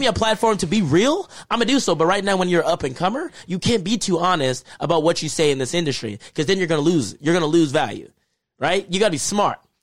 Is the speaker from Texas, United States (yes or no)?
yes; Texas, United States; I'm from Texas